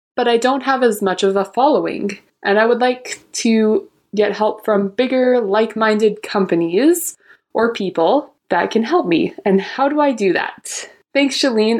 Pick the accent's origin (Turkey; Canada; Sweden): Canada; Alberta; I'm from Alberta, Canada